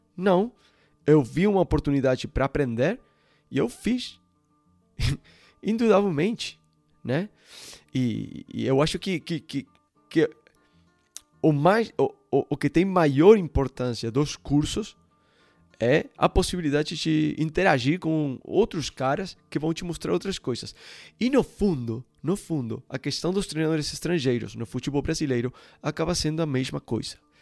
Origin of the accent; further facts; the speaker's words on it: Uruguay; Portuguese is a second language; moved away as an adult; also born or lived in Ecuador / Barcelona; eu sou sul-americano, né? Eu, eu nasci no, no Uruguai